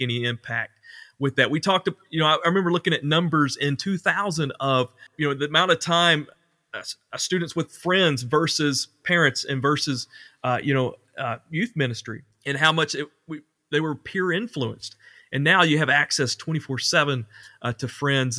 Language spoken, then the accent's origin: English; Ashley, Arkansas, United States; also born or lived in Conway, Arkansas / Mount Vernon, Arkansas; went back to Ashley on my hometown